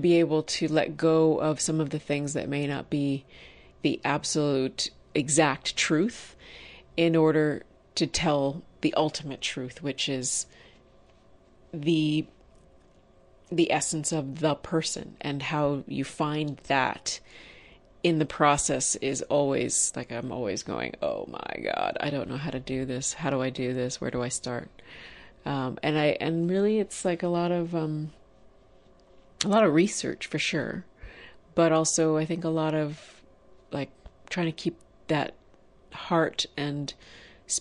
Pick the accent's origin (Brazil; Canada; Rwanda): Canada; Toronto, Ontario; I am Wampanoag Nation, and my people are from Massachusetts and Rhode Island. I grew up in Toronto, Ontario, Canada.